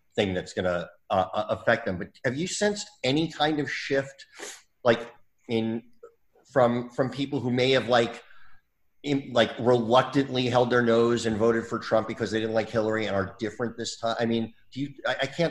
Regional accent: New Jersey, United States; when I was growing up in New Jersey. I'm from Jersey

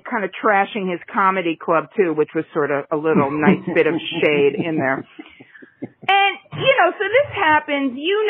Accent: New York, United States; As a New Yorker

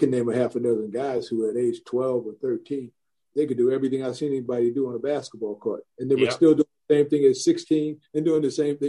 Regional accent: Long Island, New York, United States; I grew up on Long Island

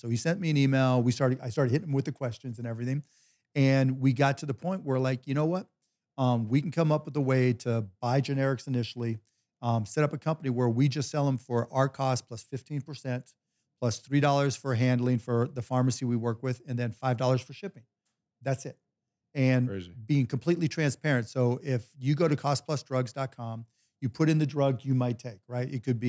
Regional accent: Pittsburgh, Pennsylvania, United States; But I grew up in Pittsburgh and we used to call ourselves the City of Champions, right?

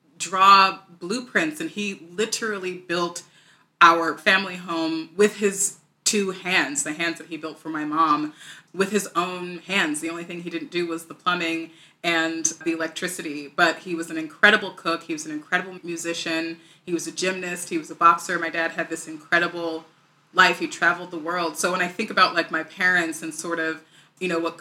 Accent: Morristown, New Jersey, United States; I grew up in a wonderful town called Marstown, New Jersey, one of the towns of the Revolution

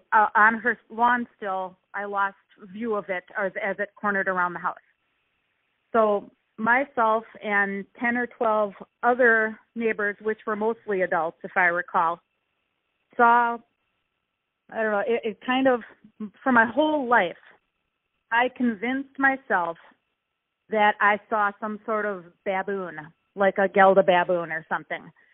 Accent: Milwaukee, Wisconsin, United States; I'm from Milwaukee, Wisconsin.

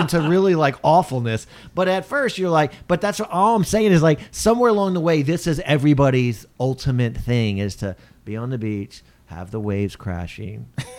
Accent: Texas, United States; moved away; also born or lived in Japan; when I grew up in Texas

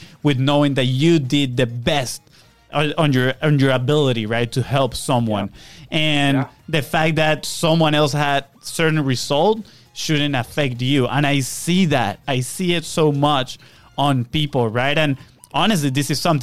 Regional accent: Venezuela; moved away; where we come from Venezuela

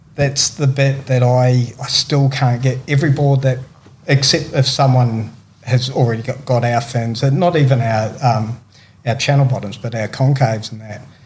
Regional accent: Christchurch, Canterbury, New Zealand; moved away; also born or lived in Tweed Heads, Australia; growing up in New Zealand

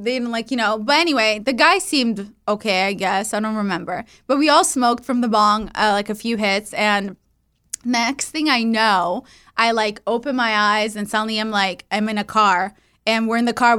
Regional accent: California, United States; I was growing up in the Valley, and then it was these girls from Calabasas, like super cool girls.

